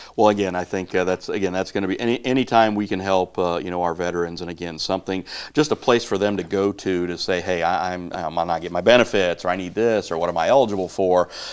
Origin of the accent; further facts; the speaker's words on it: Northeast Missouri, United States; growing up in Northeast Missouri